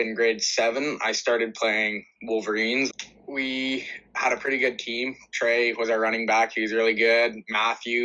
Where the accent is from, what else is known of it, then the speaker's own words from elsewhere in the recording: Brandon, Manitoba, Canada; I am from Brandon. I live in a house with both parents